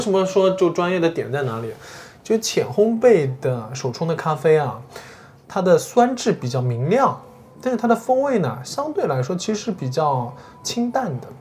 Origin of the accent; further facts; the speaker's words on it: Shanghai, China; 我们中国人或者说上海人